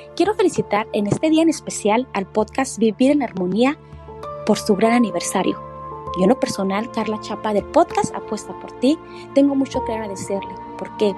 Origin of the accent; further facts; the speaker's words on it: Colombia; now in Miami, United States; soy colombiana y vivo en Miami.